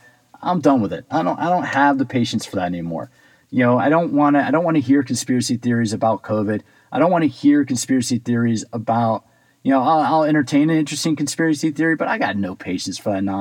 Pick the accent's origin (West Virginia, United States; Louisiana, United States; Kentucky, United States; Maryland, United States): Maryland, United States; Silver Spring; I grew up in Silver Spring